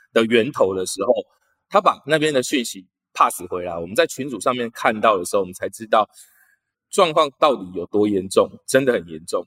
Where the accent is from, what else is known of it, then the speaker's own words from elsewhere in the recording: Kaohsiung, Taiwan; 三多路，那个是我以前小时候 长大的地方。所以我对那个地方非常非常的熟悉，在三多五庆路口